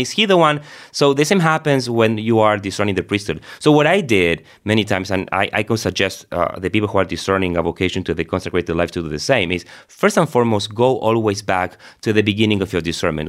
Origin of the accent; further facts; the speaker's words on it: Argentina; moved away as an adult; also born or lived in Rome; I was born and raised in Argentina